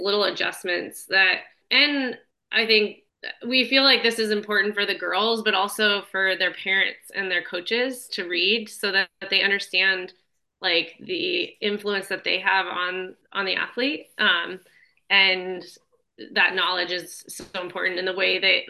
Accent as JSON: {"language": "English", "region": "Arizona", "country": "United States", "tie": "born or raised there", "said": "I grew up in Arizona"}